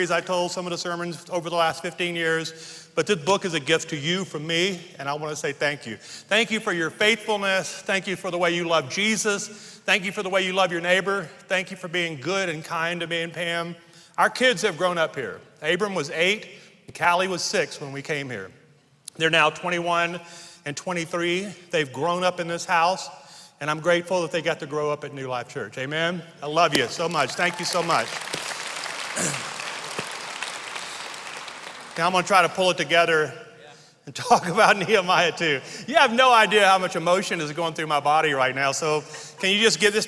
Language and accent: English; Louisiana, United States; moved away as an adult; now in Colorado, United States; the Lord would bring me to Colorado, a Louisiana kid. I was raised on the Marshall Highway.